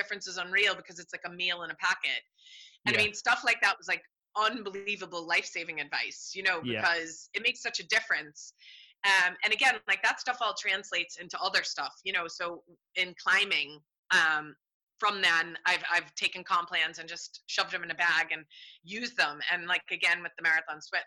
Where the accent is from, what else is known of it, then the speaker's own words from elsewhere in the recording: United States; now in Ireland; I'm American